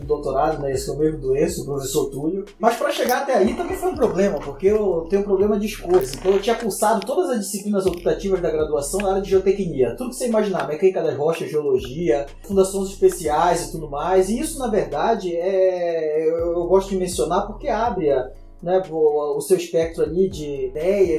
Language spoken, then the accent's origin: Portuguese; Pará, Brazil; Eu sou paraense, eu sou engenheiro civil formado lá na Universidade Federal do Pará